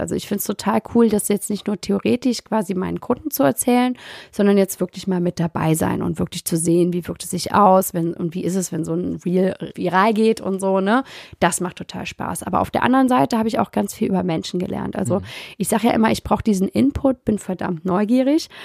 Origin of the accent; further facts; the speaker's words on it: Trier, Rhineland-Palatinate, Germany; moved away as an adult; also born or lived in New York City / St. Petersburg / Berlin / Mainz; ich habe nie den Bezug zu Trier verloren. Ne? Also habe ich auch nicht, als ich zurückgekommen bin, wieder gebraucht, mich einzugliedern, weil ich immer verbunden war mit der Heimat